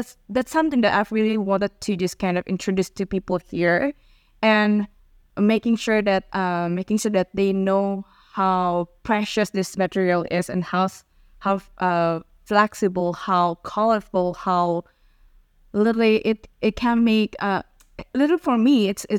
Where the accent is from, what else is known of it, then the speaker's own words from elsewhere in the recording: Jakarta, Indonesia; I was born in Jakarta, Indonesia.